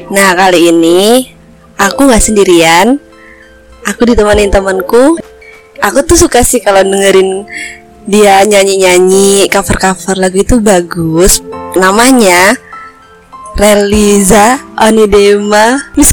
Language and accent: Indonesian; Kepahiang, Bengkulu, Indonesia; born there; oh lahirnya di Kupayang emang lahir di sana